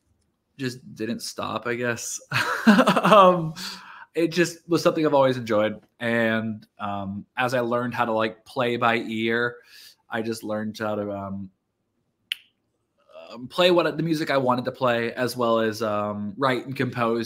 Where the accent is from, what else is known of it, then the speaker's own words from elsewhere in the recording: Cincinnati, Ohio, United States; moved away as an adult; now in Nashville, United States; we all live in Nashville now, but we're actually all from Cincinnati.